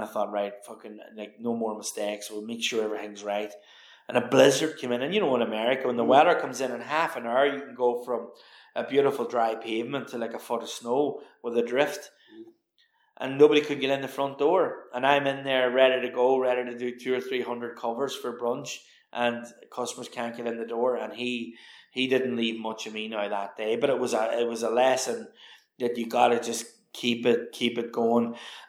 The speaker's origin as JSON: {"language": "English", "region": "County Donegal", "country": "Ireland", "tie": "born or raised there", "said": "growing up in the Rosapenna, like, you know, farm to fork was something we always did."}